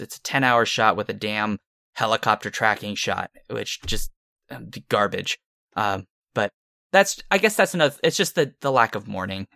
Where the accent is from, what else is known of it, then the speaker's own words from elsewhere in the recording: Santa Cruz, California, United States; I'm from Santa Cruz